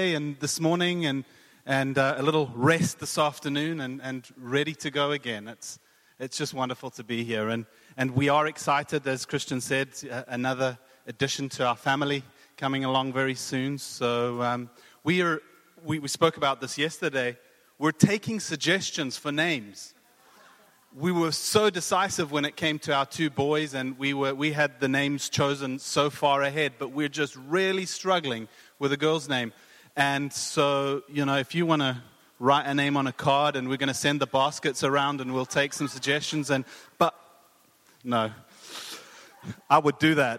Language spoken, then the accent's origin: English; South Africa; moved away as an adult; also born or lived in Cape Town, South Africa / Boca Raton, Florida, United States; now in Hamilton, United Kingdom; I'm from South Africa. You can probably hear the accent